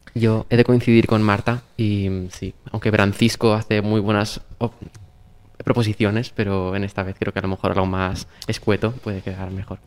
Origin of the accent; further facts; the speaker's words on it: Valencian Community, Spain; Comunidad Valenciana, que es de donde yo soy